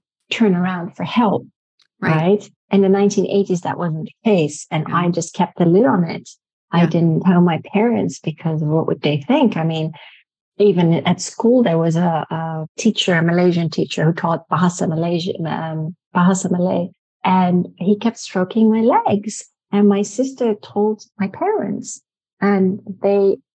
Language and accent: English; Netherlands; I was born in Holland. And I am part Dutch.